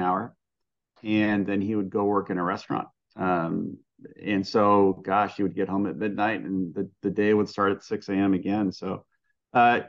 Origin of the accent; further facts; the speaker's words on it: San Bernardino, California, United States; I grew up in San Bernardino, in the Inland Empire in Southern California. I am from a very ethnic Greek family. Both my parents are immigrants from Greece